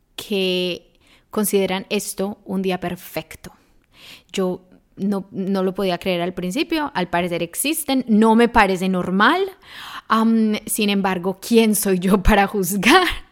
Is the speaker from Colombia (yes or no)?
yes; Medellín, Antioquia, Colombia; moved away as an adult; now in Germany; yo soy de Colombia, especialmente de Medellín, o sea, la ciudad de la eterna primavera